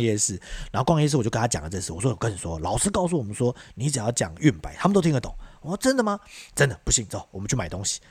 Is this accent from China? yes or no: no; Taiwan; 我们台湾